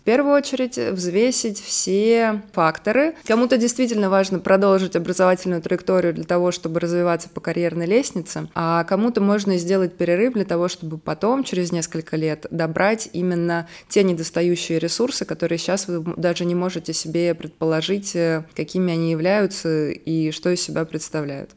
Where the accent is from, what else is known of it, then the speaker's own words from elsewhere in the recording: Moscow, Russia; Я изначально из Москвы, соответственно, когда училась в бакалавриате, я жила с родителями